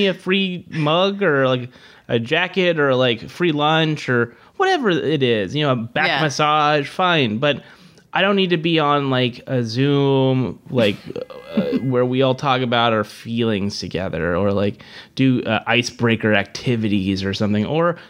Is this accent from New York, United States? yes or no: no; Merced, California, United States; Merced, California. {S0} Okay. {S2} So it's 5 hours north of L.A. Small town, best known now for having a University of California campus.